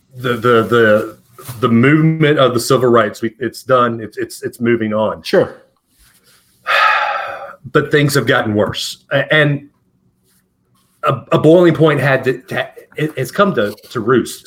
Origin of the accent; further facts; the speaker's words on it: Alabama, United States; growing up in the South, you know, you and I both grew up in Alabama.